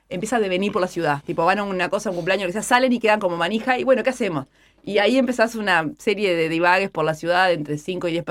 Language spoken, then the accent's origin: Spanish; Maldonado, Uruguay; A mí me gusta la playa de Maldonado, solo porque soy de Maldonado.